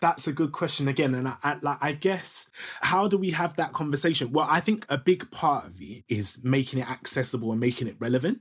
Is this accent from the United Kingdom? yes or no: yes; Ilford, London, United Kingdom; I was growing up in Ilford, do you know what I mean? Which is like fake East London, fake Essex.